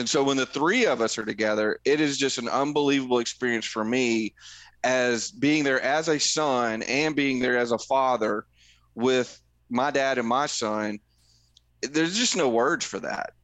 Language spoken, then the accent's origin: English; Middle Tennessee, United States; I grew up in Middle Tennessee